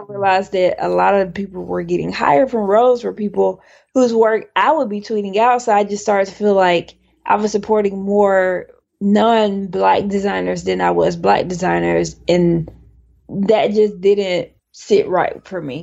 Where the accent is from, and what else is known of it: Childersburg, Alabama, United States; born or raised there; moved away as an adult; also born or lived in Dallas, Texas / Connecticut; now in Brooklyn, New York, United States